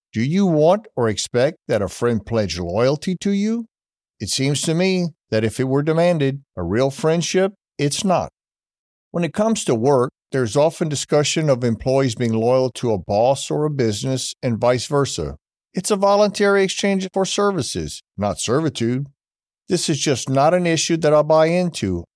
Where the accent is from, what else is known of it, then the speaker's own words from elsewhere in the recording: United States; being an American